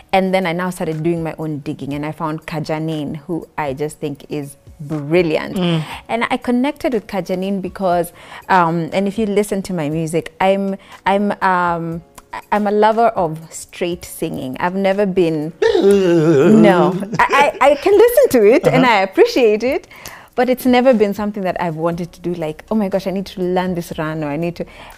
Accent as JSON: {"language": "English", "region": "Nairobi", "country": "Kenya", "tie": "born or raised there", "said": "I was born in Nairobi, born and raised in Nairobi. Went to school in Nairobi, moved a little bit outside Nairobi for high school. I was in Lukenya Academy."}